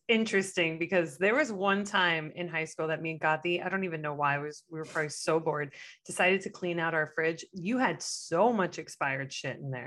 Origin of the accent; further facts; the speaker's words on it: Miami, Florida, United States; now in Los Angeles, United States; growing up in Miami